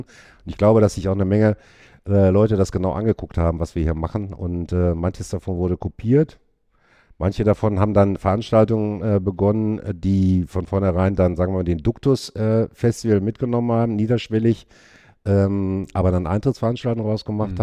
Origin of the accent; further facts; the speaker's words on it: Hattingen, North Rhine-Westphalia, Germany; moved away as an adult; also born or lived in Bochum; now in Witten, Germany; ich bin in Hattingen groß geworden